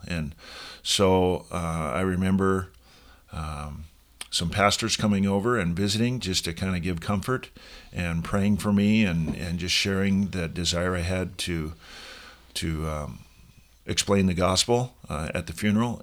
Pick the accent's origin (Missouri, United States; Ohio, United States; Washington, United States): Washington, United States; Seattle; moved away as an adult; also born or lived in Oregon; now in Sun Valley, United States; I grew up in Seattle